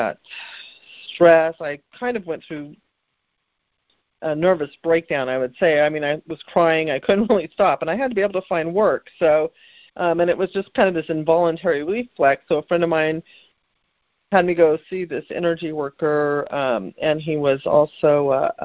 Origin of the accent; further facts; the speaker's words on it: California, United States; I grew up in California